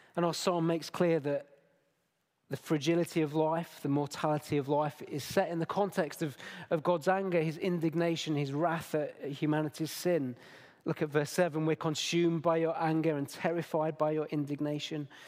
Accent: Derbyshire, East Midlands, United Kingdom; now in Nottingham, United Kingdom; I was born in Derbyshire. I've only ever moved thirty miles in my entire life.

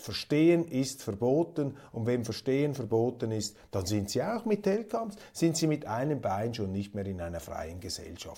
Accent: Switzerland; als Schweizer

